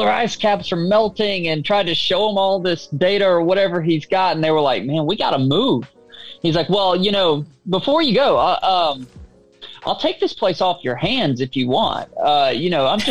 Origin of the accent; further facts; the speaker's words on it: the South, Deep South, United States; I'm from the South, deep South